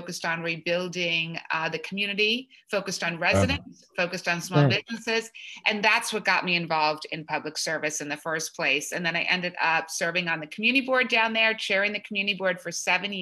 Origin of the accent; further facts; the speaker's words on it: Washington, District of Columbia, United States; now in New York City, United States; I grew up in Washington, D.C.